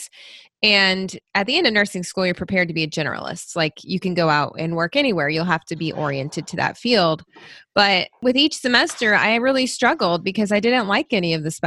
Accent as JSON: {"language": "English", "region": "Tennessee", "country": "United States", "tie": "born or raised there", "also_born_or_lived": "Louisville, Kentucky / Michigan", "moved": "as an adult", "lives_now": "Kentucky, United States", "said": "I moved to Tennessee when I was a baby, and that's where I grew up"}